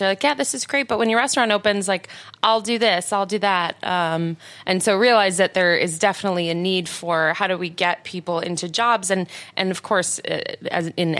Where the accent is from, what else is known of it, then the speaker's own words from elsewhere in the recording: Detroit, Michigan, United States; moved away; also born or lived in New York / Chicago / Florida; I'm from Detroit originally, I moved around the country, New York, Chicago, and also in Florida. And then when I came back here